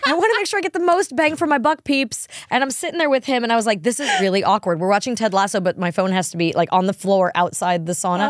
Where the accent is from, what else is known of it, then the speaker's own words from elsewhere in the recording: New York, United States; now in Nashville, United States; me and my husband growing up in New York and him in Alabama